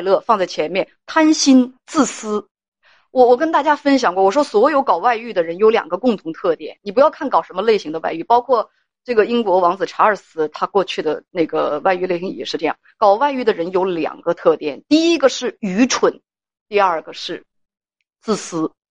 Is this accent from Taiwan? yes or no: no; Northeast China, China; accent: Northeastern dialect; 用我们东北话来讲